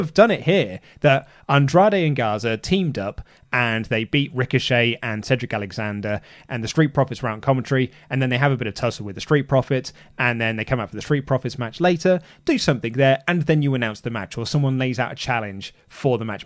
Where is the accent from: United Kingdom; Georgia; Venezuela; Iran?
United Kingdom; we're British